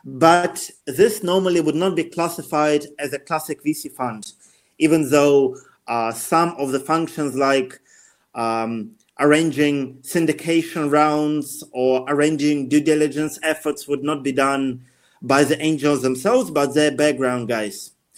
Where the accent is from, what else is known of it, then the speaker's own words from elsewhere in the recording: Russia; also born or lived in United Kingdom; I used to live for the majority of my life in UK, even though I'm originally from Russia.